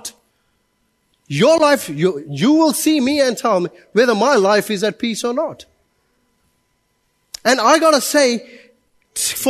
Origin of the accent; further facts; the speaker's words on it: India; now in Auckland, New Zealand; I'm Indian